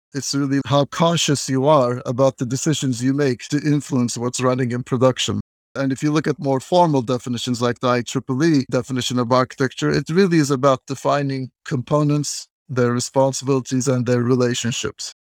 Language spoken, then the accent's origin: English; Turkey; moved away as an adult; also born or lived in Massachusetts, United States / San Francisco, California, United States; I'm originally from Turkey, and then I went to the United States to do my master's degree